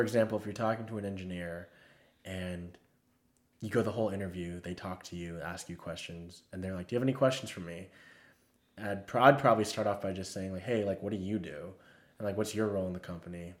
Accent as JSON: {"language": "English", "region": "Texas", "country": "United States", "said": "I'm from Texas"}